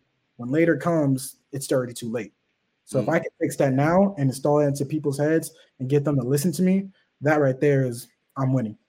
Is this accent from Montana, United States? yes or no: no; Los Angeles, California, United States; growing up in Los Angeles, it's the city of flaunting.